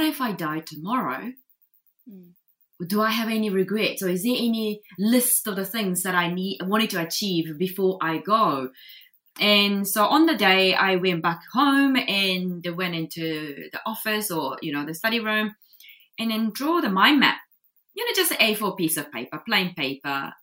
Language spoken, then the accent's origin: English; Japan; English is a second language; moved away as an adult; now in New Zealand; I just didn't want to go to university over there in Japan